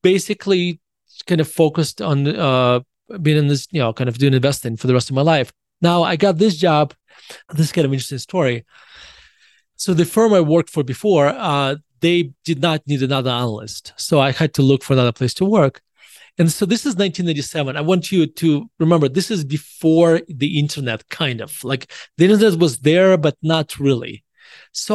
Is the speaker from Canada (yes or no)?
no; Russia; moved away as an adult; now in United States; I was born in Russia and I moved to the United States in 1991. I was 18 years old